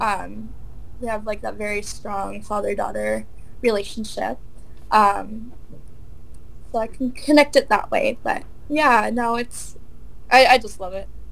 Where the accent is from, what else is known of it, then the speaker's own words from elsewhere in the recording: Wallaceburg, Ontario, Canada; I'm actually from Wallaceburg